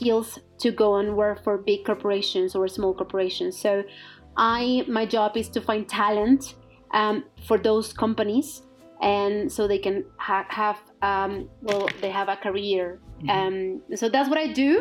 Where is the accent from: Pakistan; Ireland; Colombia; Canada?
Colombia; Bogotá; English is a second language; moved away as an adult; now in London, United Kingdom; I'm actually from Bogota, Colombia. Mm-hmm. I lived in Colombia until I was 18 years old.